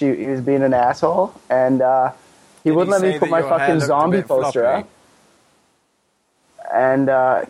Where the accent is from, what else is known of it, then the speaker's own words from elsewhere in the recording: Canada; I'm Canadian. I'm Canadian.